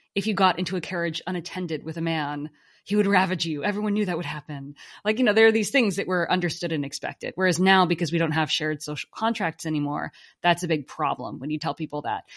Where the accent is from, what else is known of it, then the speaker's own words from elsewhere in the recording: Silicon Valley, California, United States; where I grew up in Silicon Valley